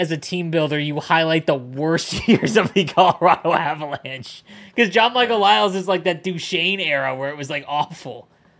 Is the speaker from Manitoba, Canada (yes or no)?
no; Southern Ontario, Canada; I grew up in Southern Ontario